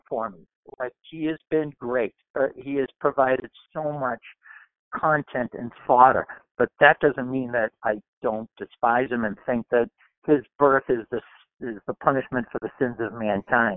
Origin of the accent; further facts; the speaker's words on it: Weymouth, Massachusetts, United States; I'm from Weymouth, Mass